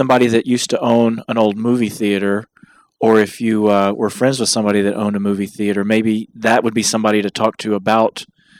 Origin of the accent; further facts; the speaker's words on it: Lake Jackson, Texas, United States; when I was growing up in Lake Jackson, Texas, we only had one theater.